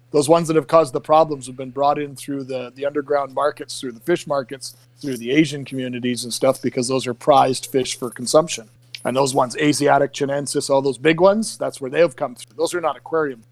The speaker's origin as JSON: {"language": "English", "country": "Canada", "said": "I'm actually from another country. I'm from Canada"}